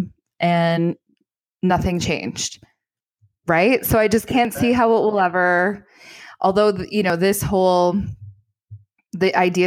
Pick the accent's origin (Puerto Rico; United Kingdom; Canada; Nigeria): Canada; as a Canadian